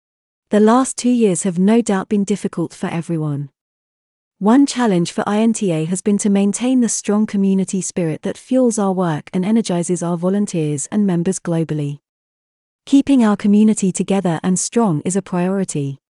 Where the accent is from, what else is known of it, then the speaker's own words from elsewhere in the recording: Netherlands; I was trained as a lawyer in the Netherlands, my home country, choosing to specialize in IP early in my studies.